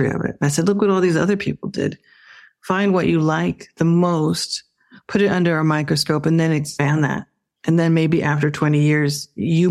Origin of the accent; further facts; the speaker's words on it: Phoenix, Arizona, United States; moved away as an adult; now in New York, United States; I grew up in Phoenix, Arizona